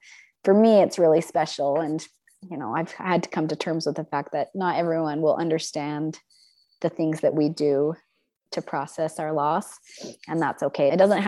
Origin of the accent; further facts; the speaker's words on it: Logan, Utah, United States; also born or lived in Mexico / India / Paris, France; now in southern Utah, United States; So I am from Logan, Utah, originally. We've spent a lot of time all over the world. And so I've lived in Mexico and India and Paris, France. And my husband and I have spent the last several years in Southern Utah.